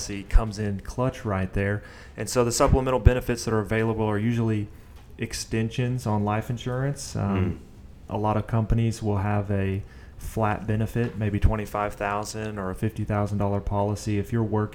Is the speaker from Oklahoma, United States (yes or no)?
yes; Oklahoma City, Oklahoma, United States; I'm from Northwest Oklahoma City, born and raised